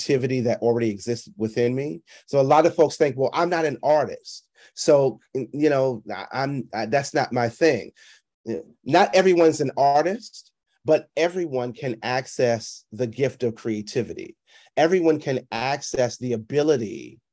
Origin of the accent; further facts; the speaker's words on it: New York City, New York, United States; I was performing at different clubs around New York City